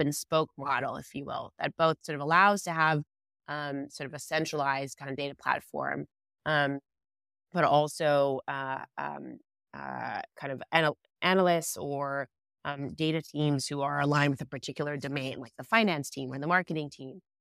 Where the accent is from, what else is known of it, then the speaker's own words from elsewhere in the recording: Israel; moved away; I was born and raised in Israel